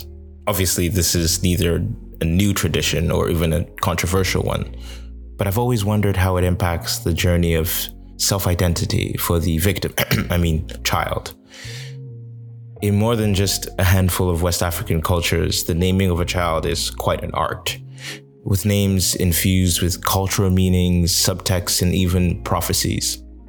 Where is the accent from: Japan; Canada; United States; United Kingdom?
Canada; Toronto, Ontario; I'm from Toronto. North Americans can always sense each other.